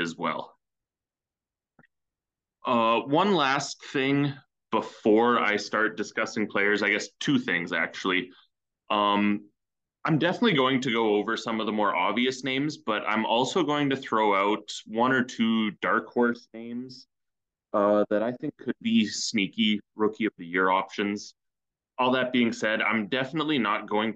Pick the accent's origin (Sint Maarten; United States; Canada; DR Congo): Canada; As a Canadian